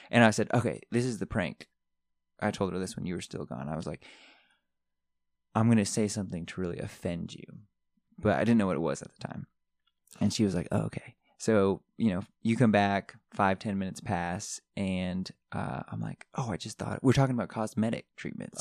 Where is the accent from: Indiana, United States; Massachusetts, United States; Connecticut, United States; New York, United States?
Connecticut, United States; moved away; I grew up in Connecticut